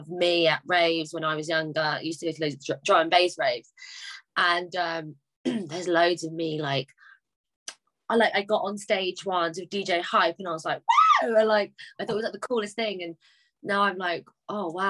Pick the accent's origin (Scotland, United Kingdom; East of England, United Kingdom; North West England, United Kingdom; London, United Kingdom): London, United Kingdom; I'm from London